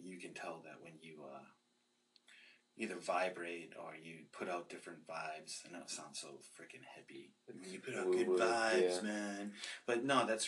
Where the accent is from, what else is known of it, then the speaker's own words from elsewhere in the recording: Boston, Massachusetts, United States; moved away; I'm not from Brooklyn, I'm from Boston.